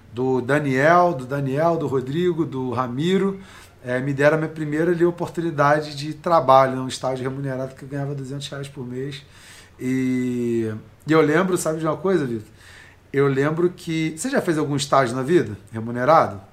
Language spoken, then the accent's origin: Portuguese; Nova Iguaçu, Rio de Janeiro, Brazil; Eu nasci lá em Nova Iguaçu, né, cara? Baixada Fluminense, Rio de Janeiro.